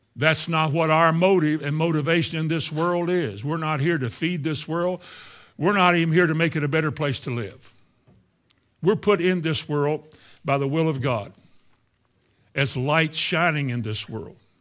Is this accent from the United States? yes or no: yes; Indiana, United States; the Christian church I grew up in Indiana